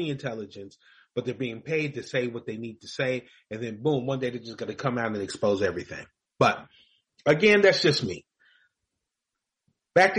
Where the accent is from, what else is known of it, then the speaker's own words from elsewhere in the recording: Louisville, Kentucky, United States; moved away; I grew up in Louisville, Kentucky.